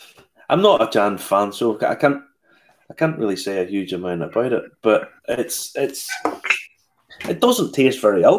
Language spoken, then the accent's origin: English; Ballymena, Northern Ireland, United Kingdom; born or raised there